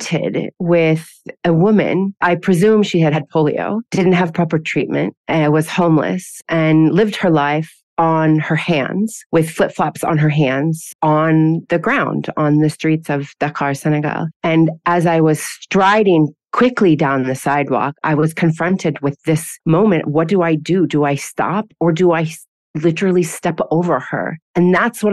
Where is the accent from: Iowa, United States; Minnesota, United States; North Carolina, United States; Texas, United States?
Iowa, United States; moved away as an adult; now in Bahrain; I'm originally from Iowa in the Midwestern United States, and I came to Bahrain about 10 years ago.